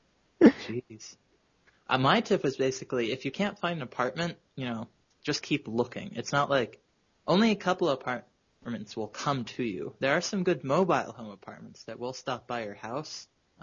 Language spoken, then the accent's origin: English; New York City, New York, United States; As a New Yorker, I often weekly have to move from place to place.